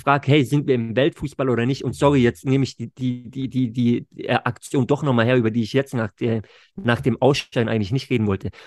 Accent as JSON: {"language": "German", "country": "Germany", "said": "bei uns zu Hause in Deutschland"}